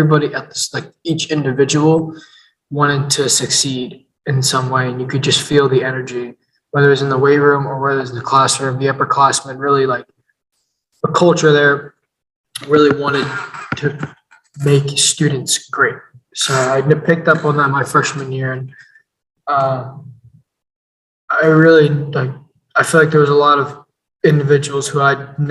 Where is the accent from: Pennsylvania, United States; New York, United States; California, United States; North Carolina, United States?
Pennsylvania, United States; Phoenixville; Growing up in Phoenixville, I feel like in Phoenixville, when I was in middle school and elementary school, I was new